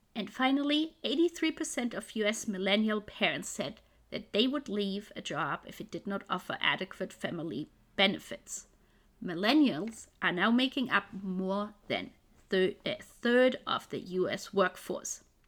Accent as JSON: {"language": "English", "country": "Germany", "moved": "yes", "lives_now": "Vancouver, Canada", "said": "Originally, I'm from Germany, but I'm living now in Vancouver in Canada"}